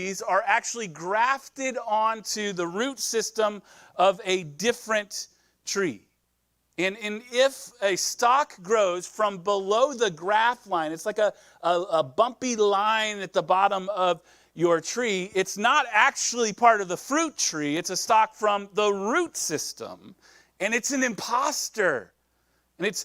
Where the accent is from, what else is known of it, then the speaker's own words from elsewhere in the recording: Nebraska, United States; now in California, United States; I'm from Nebraska. So we grow corn in Nebraska, but I'm also a city kid from Nebraska